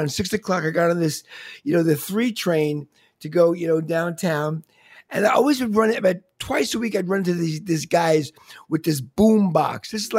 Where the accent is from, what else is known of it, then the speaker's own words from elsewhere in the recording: Long Island, New York, United States; I'm in the city. I was wondering. I grew up in Long Island. I grew up in a suburban Long Island with a backyard and grass.